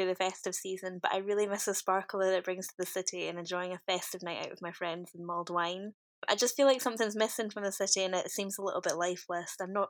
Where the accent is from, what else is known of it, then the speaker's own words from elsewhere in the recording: Edinburgh, Scotland, United Kingdom; I'm from Edinburgh. I was born here, brought up here, and I've lived here my whole life.